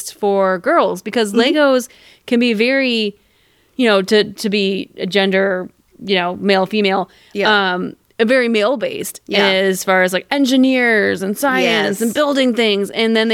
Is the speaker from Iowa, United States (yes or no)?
yes; Dubuque, Iowa, United States; my hometown of Dubuque